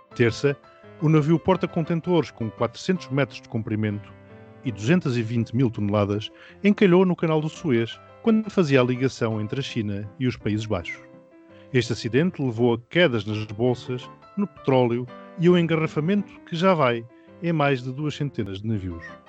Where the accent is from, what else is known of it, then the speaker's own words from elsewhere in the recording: Mozambique; now in Portugal; Moçambique, de onde eu sou natural